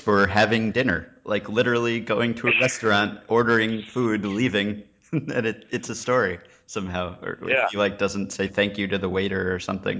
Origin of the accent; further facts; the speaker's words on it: New York, United States; I grew up in New York.